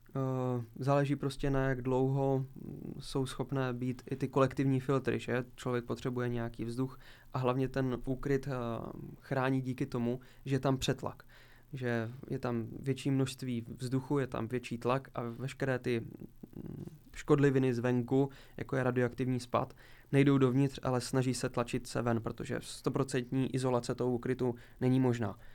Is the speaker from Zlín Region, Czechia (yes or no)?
yes; Zlín, Zlín Region, Czechia; jsme s, se spolužáky v podstatě s mými kamarády chodili po různých opuštěných budovách, kterých poměrně u nás ve Zlíně je celkem